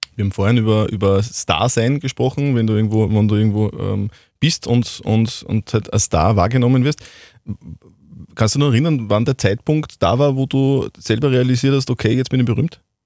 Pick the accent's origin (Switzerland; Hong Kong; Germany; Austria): Austria; Wels, Upper Austria; bei uns in Wels am Faustballplatz